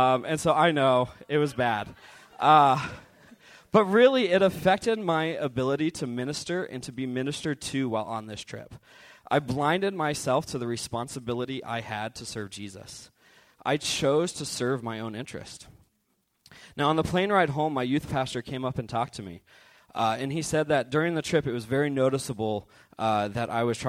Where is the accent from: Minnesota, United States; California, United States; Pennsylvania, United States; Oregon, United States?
Oregon, United States; Medford; moved away; I am from Medford, Oregon, which is about 8 hours south of here